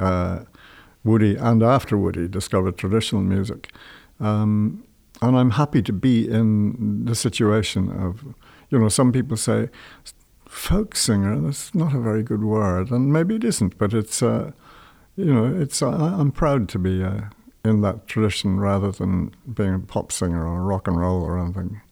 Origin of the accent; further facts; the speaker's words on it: London, United Kingdom; moved away as an adult; also born or lived in Ireland; I was born in London